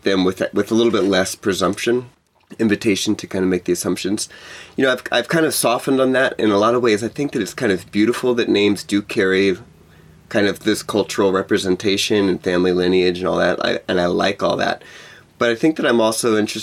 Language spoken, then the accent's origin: English; Texas, United States; moved away; also born or lived in Hawaii; I moved away from Texas, where I grew up